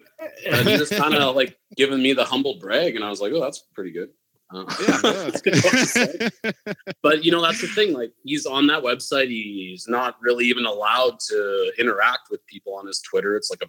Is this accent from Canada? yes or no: yes; Canada; But I would say we have way more options, it feels like, because it's basically legal here.